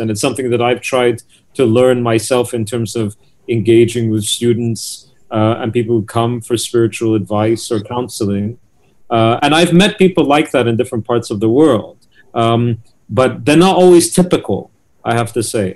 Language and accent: English; United Kingdom; the UK where I'm from